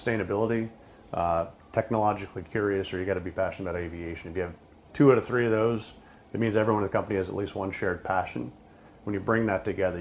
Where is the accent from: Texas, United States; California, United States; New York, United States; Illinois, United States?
New York, United States; Pulaski; I was born in Pulaski, New York, really just right outside of Oswego